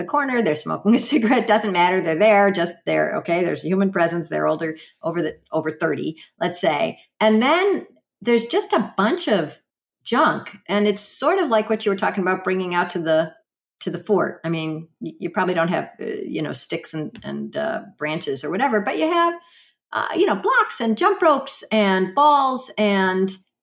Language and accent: English; Chicago, Illinois, United States; I grew up in Chicago